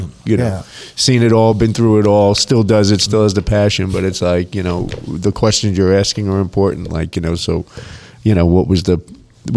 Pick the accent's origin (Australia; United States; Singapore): United States; New Jersey; now in Las Vegas, United States; my home state